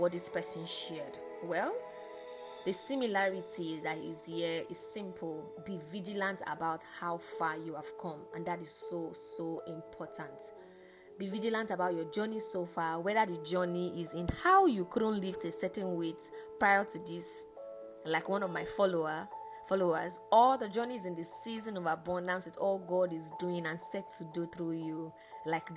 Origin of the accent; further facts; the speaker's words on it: Lagos, Nigeria; how we in Lagos and Nigeria will say